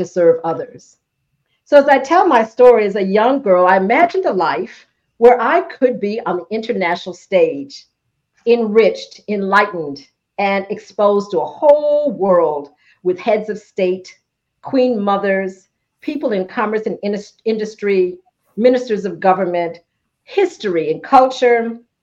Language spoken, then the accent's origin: English; Ithaca, New York, United States; a young country girl growing up in Ithaca